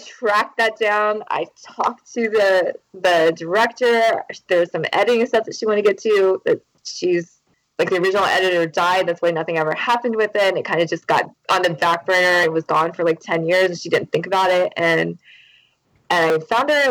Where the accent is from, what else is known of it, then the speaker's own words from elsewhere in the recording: Charleston, South Carolina, United States; I lived all over South Carolina and North Carolina, but Charleston's where I'm from